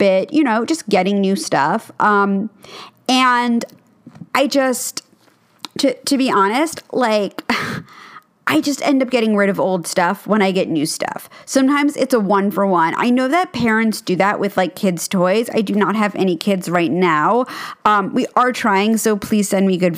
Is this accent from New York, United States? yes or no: yes; New York City, New York, United States; I grew up in New York City, and our apartment was about 2,000 square feet, which, again, is very big for New York